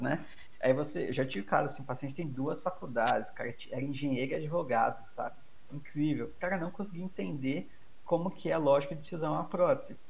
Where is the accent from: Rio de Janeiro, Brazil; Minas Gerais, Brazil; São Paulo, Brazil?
São Paulo, Brazil; Eu, eu sou de São Paulo